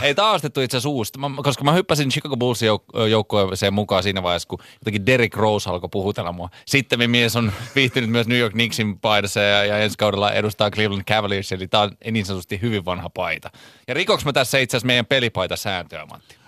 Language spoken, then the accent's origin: Finnish; Helsinki, Uusimaa, Finland; mä oon Munkkivuoresta, joka on eri asia kuin Munkkiniemi